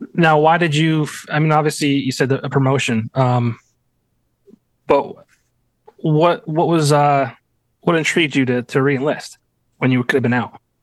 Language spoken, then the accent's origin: English; Lehman area, Pennsylvania, United States; our years at Lake Lehman